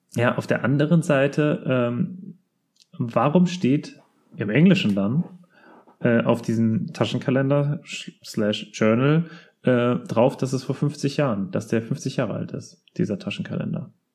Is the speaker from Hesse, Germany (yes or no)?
yes; Rödermark, Hesse, Germany; wir kommen ja aus Rödermark. Und bei uns gab es mal, ähm, eine Kinderspielstadt